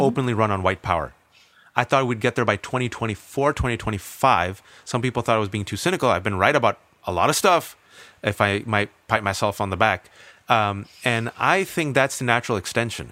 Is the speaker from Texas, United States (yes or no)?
no; Bay Area, California, United States; born and raised in the Bay Area, California